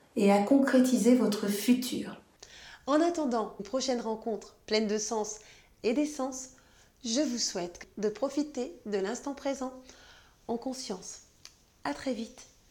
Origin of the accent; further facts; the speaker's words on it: Martinique; je suis martiniquaise